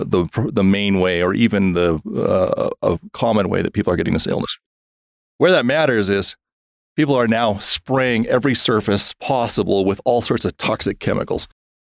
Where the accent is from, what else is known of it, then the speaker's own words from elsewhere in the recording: Wisconsin, United States; I came from Wisconsin, so I can say that.